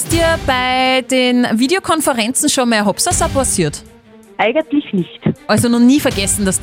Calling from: Ottnang am Hausruck, Upper Austria, Austria; Hallo. Aus Ottmang am Hausruck.

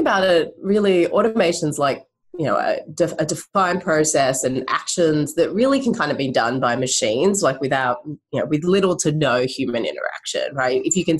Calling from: Vancouver, British Columbia, Canada; Hi, I'm calling in from Vancouver, Canada right now.

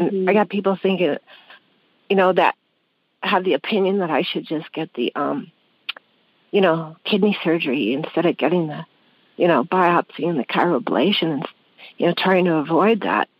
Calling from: Blaine, Washington, United States; Blaine, Washington, Washington State.

